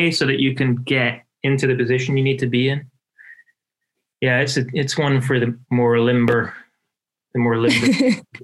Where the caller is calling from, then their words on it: Portland, Oregon, United States; I am in Portland, Oregon, southeast Portland.